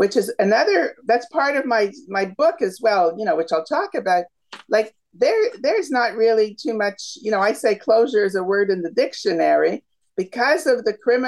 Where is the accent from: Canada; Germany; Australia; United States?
Canada; Toronto, Ontario; Toronto. We're Canadians.